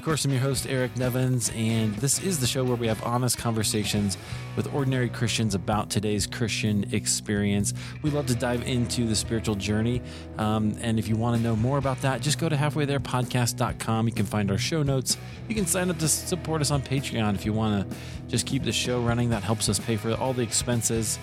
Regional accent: Des Moines, Iowa, United States; moved away; I grew up in Iowa, so grew up in Des Moines.

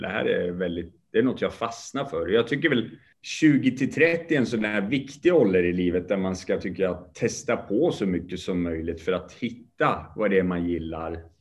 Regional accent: Sweden; born or raised there; also born or lived in Kurdish part of Iran

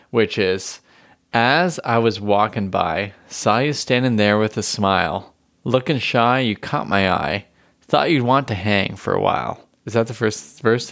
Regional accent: Canada; as a Canadian

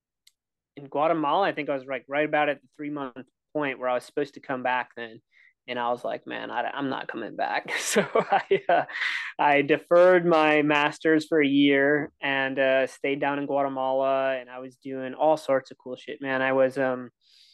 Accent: Milwaukee, Wisconsin, United States; moved away as an adult; also born or lived in Minneapolis, Minnesota; I grew up in Milwaukee, Wisconsin. You don't hear my accent until I say Wisconsin or where I went to school in Minnesota

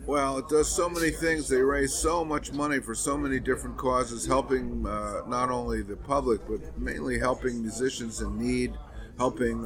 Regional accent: New York, United States; my hometown

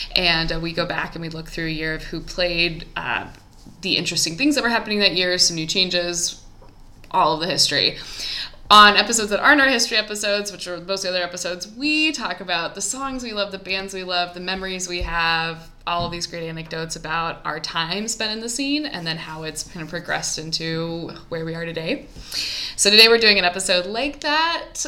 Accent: Columbia, Missouri, United States; my hometown columbia missouri

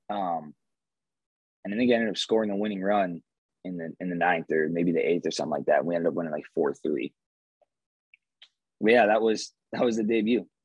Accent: Nevada, United States; and I'm from Nevada, and and I'm here mixed with this group

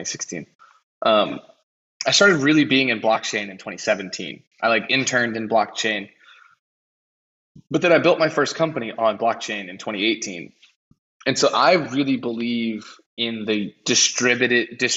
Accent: United States; I'm from America

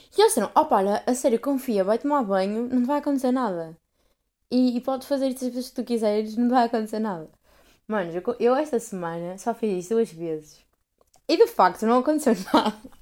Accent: Portugal; eu digo que sou de Portugal

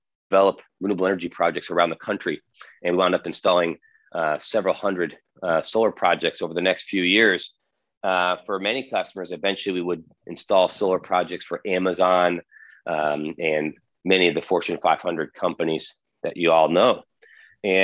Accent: Connecticut, United States; moved away as an adult; also born or lived in Mali / Boston; now in British Virgin Islands; I'm from Connecticut originally

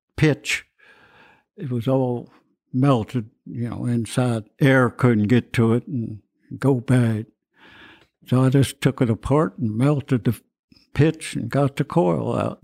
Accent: Cloverport, Kentucky, United States; now in Louisville, United States; I was born here in Louisville

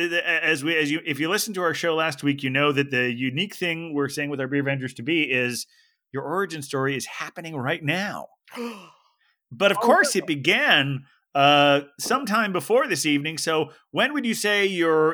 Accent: Dayton, Ohio, United States; I grew up in Dayton, Ohio

